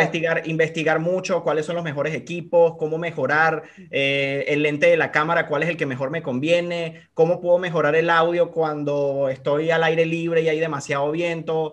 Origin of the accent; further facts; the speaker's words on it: Venezuela; moved away as an adult; yo por ejemplo en Venezuela, antes de emigrar, siempre eh, fui como de trabajar por mi cuenta